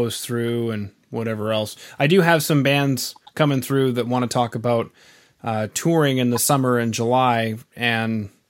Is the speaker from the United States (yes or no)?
no; Canada; being Canadian